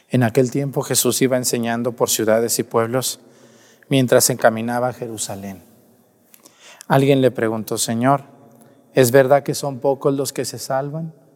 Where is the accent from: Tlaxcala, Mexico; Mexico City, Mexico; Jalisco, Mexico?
Jalisco, Mexico; Mexticacán; now in Acatlán, Mexico; mi pueblo, Mestigacán